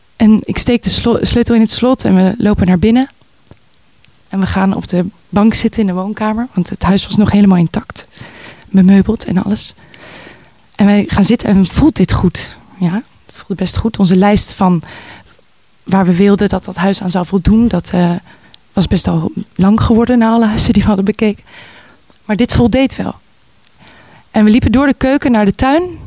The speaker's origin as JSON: {"language": "Dutch", "town": "Voorburg", "region": "South Holland", "country": "Netherlands", "tie": "born or raised there", "also_born_or_lived": "Amsterdam", "moved": "as an adult", "said": "Geboren en opgegroeid in Nederland, zoals je kan horen. Eh, in Voorburg. In, dat is een klein dorpje wat grenst aan eh, Den Haag daar opgegroeid"}